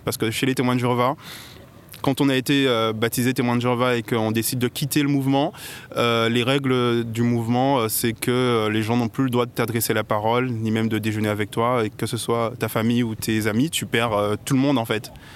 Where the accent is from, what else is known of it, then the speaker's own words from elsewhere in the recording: Guadeloupe; moved away as an adult; j'ai grandi en Guadeloupe et je me suis installé ici il y a 6 ans